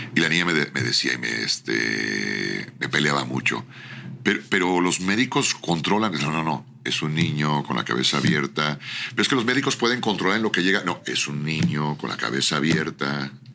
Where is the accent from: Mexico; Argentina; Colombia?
Mexico; Creo en México, soy mexicano, amo mi tierra